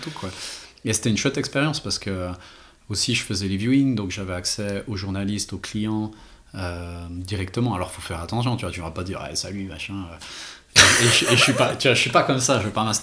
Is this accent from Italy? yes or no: no; Renan, Bern, Switzerland; moi je viens de Renan